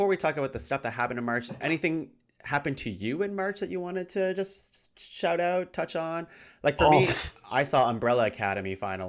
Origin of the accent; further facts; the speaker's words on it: Canada; I'm no Canadian expert, even though I've lived here my entire life.